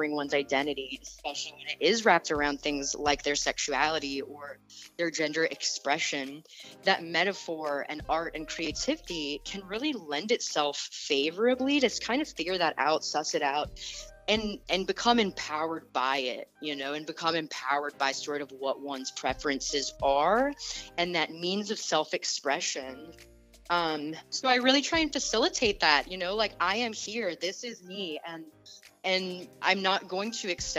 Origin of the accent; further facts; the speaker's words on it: Atlanta, Georgia, United States; I was actually born and raised in Atlanta, Georgia